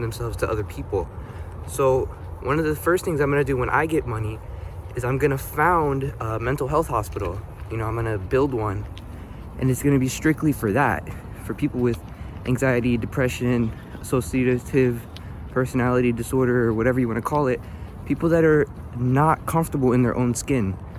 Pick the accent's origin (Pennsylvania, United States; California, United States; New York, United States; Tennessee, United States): Pennsylvania, United States; Philadelphia; I was born and raised in North Philadelphia, um, also known as the Badlands